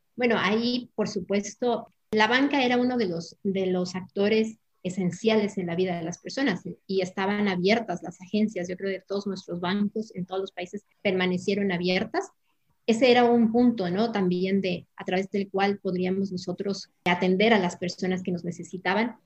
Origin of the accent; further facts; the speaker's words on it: Ecuador; moved away as an adult; now in Madrid, Spain; yo soy ecuatoriana, que vivo ya más de 20 años aquí en España